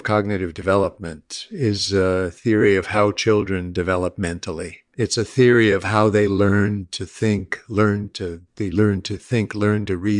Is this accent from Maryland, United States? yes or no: no; San Diego, California, United States; born there; I was born in 1941 in San Diego.